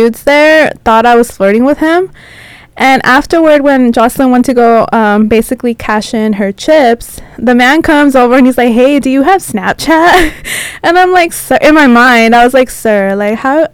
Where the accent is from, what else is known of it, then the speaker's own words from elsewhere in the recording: San Diego, California, United States; first language Spanish; English is a second language; moved away; We're all from San Diego